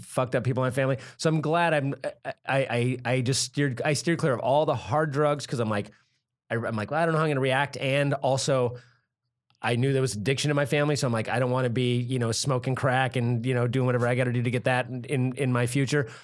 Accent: Santa Cruz, California, United States; I grew up in Santa Cruz

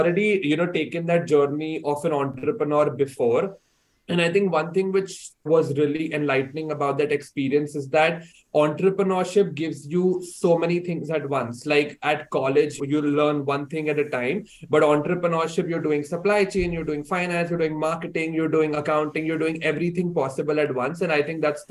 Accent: India; moved away as an adult; now in Hong Kong; I was born and brought up in India and I did my entire education in India as well before I decided to come to Hong Kong to pursue my undergraduate studies.

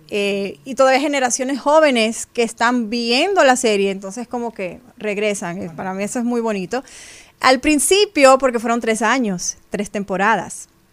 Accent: Dominican Republic; como dominicana puedo representar a mi país en esas plataformas fuera de mi tierra

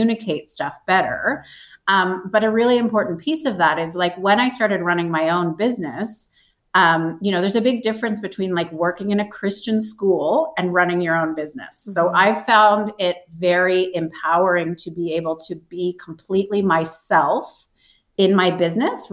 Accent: Canada; now in Australia; I grew up in Canada. I live in Australia.

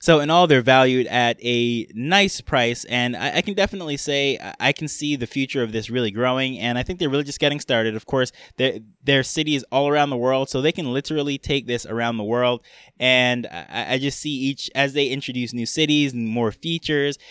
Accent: New York, United States; I grew up in New York.

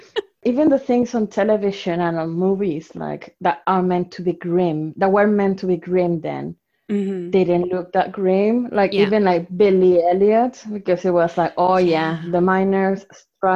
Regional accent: Mexico; first language Spanish; English is a second language; moved away as an adult; also born or lived in Salford / Manchester; now in Leicester, United Kingdom; I was born in Mexico and raised in Mexico for the first 24 years of my life.

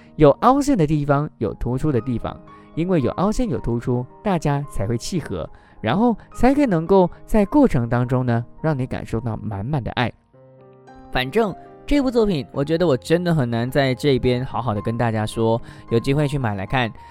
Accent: Malaysia; 我们马来西亚人

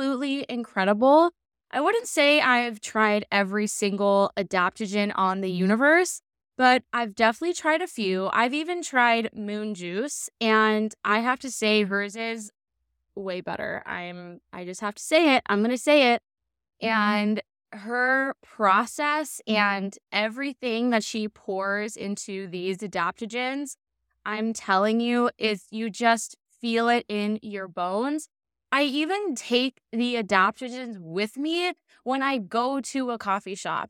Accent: Laguna Beach, California, United States; in Laguna, my hometown

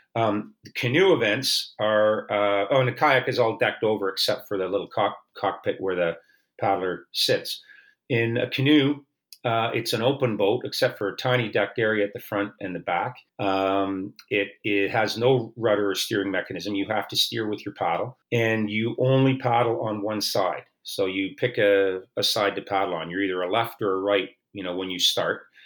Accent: Oakville, Ontario, Canada; I grew up in Oakville, which is a, a, suburban community of Toronto

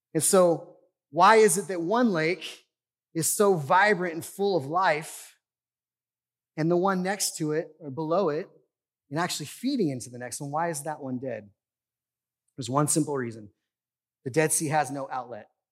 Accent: United States; I love living in the United States. I love being an American

